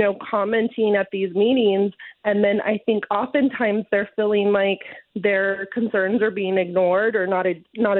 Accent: Indio, California, United States; I'm from Indio. I went to school here from kindergarten through 12th grade

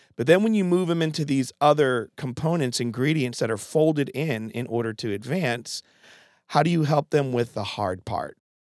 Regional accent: Connecticut, United States; moved away; I'm from Connecticut originally

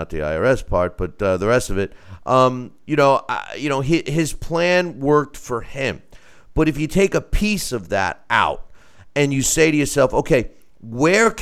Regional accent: United States; I'm an American

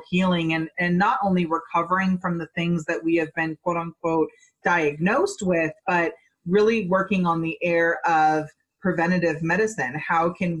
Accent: Boulder, Colorado, United States; moved away; That is my hometown. I lived in Boulder for like 10 years.

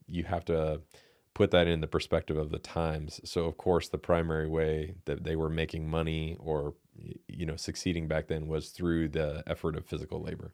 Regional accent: United States; as American men

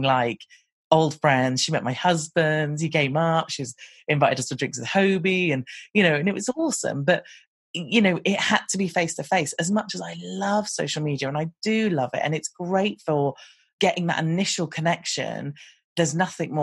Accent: United Kingdom; I'm British and we sound a little bit different

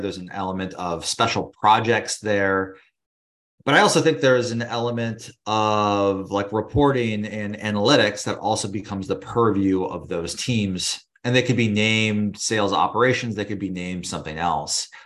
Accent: California, United States; moved away as an adult; now in New York, United States; I'm originally from California, but now I've been living in New York for about ten years

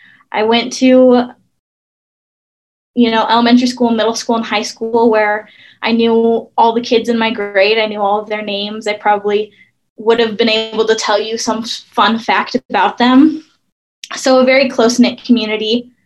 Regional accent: Wisconsin, United States; moved away as an adult; also born or lived in Surrey, British Columbia, Canada / Arizona; now in Idaho, United States; So my hometown is 20 minutes north of Milwaukee, which is, if you don't know, about 2 hours north of Chicago. And it's right, like I said, 5 minutes from Lake Michigan, which is huge.

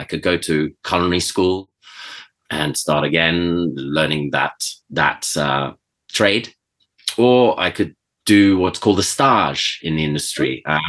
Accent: Venezuela; also born or lived in Switzerland; And so I was always around that growing up in Venezuela and in Switzerland.

